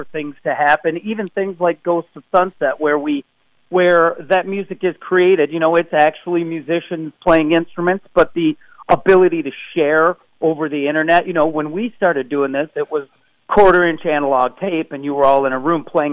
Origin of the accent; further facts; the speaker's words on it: Michigan, United States; I'm from Michigan